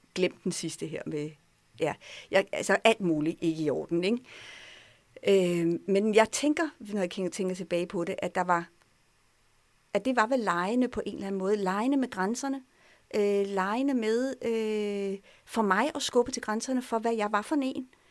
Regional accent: France; now in Denmark; Jeg voksede op i Frankrig. Jeg er gået i fransk skole i mange år

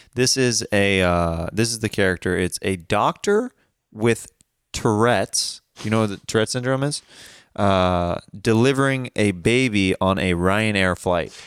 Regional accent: Kansas, United States; I'm from Kansas

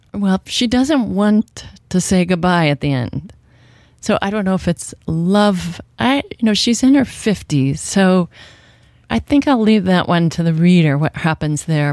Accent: Washington, United States; I grew up in Washington State

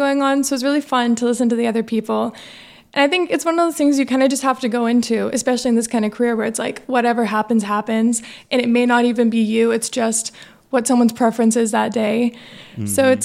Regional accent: Avon, Indiana, United States; also born or lived in Danville, Indiana; I am from Avon, Indiana, and then we moved to Danville. So still just like West Indianapolis kind of area.

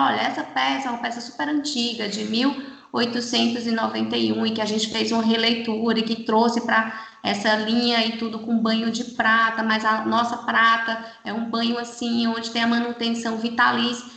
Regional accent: Fortaleza, Ceará, Brazil; moved away as an adult; Eu, eu, sou de Fortaleza, né? Estou aqui há 13 anos

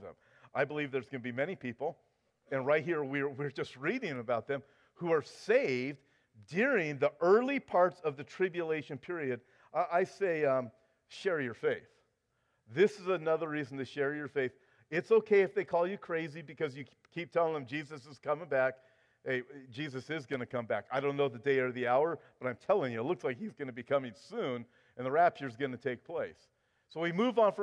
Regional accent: United States; now in California, United States; I'm an American

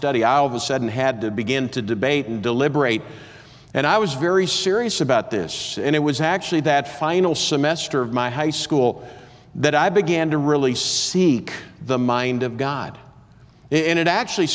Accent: Minnesota, United States; I grew up in Minnesota

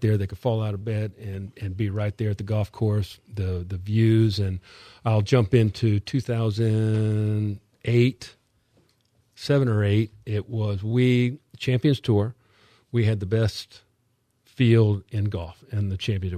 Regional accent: Miami, Florida, United States; moved away as an adult; now in Palm Coast, United States; we grew up in Miami

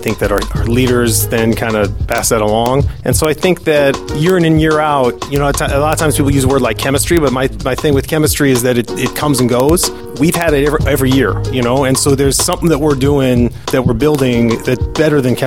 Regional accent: Seattle, Washington, United States; now in Chicago, United States; I'm from Seattle, so I was at Mercer Island High School

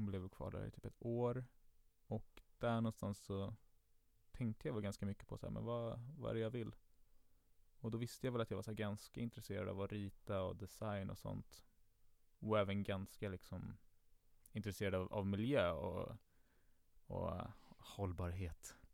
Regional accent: Stockholm, Stockholm County, Sweden; jag är uppvuxen i Enskede. Enskede gård närmare bestämt.

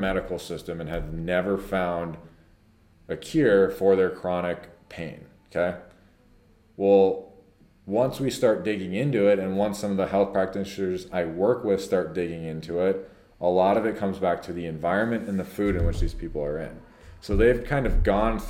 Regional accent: Prior Lake, Minnesota, United States; when we were growing up here

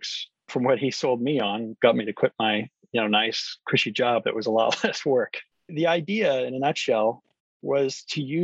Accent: Seattle, Washington, United States; moved away as an adult; I grew up here in Seattle

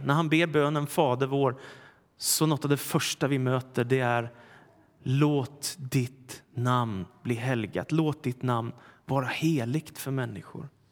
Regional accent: Stockholm, Stockholm County, Sweden; den församling jag växte upp i, Philadelphia kyrkan i Stockholm

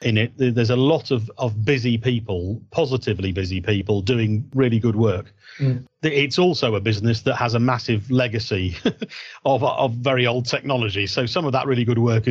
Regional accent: Yorkshire and the Humber, United Kingdom; I'm a Yorkshireman

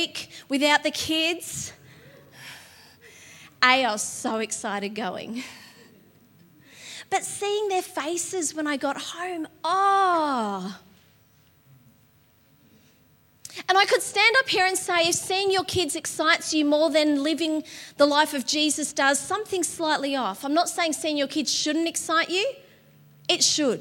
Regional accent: Patterson Lakes, Victoria, Australia; also born or lived in Dingley; I grew up in Patterson Lakes

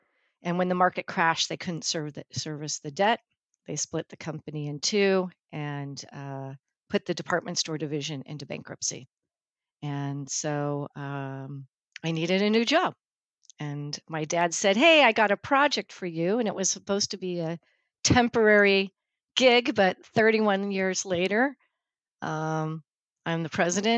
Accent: California, United States; My dad is a hardcore Californian. I think I'm the fourth or fifth generation. We came in a wagon from Iowa in 1853, and we've been in the Bay Area ever since.

